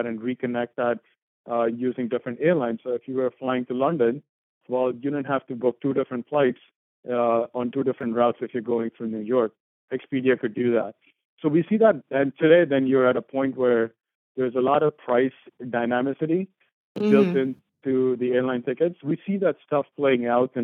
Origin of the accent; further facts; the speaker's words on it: India; moved away as an adult; also born or lived in St. Louis, United States; now in United States; I grew up in India